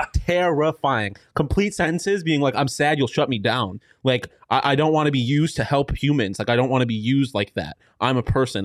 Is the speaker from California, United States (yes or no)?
no; Texas, United States; moved away; I'm from Texas